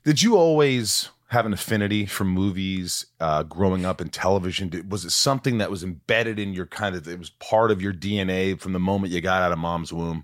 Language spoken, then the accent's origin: English; Indiana, United States; also born or lived in New York; I grew up in Indiana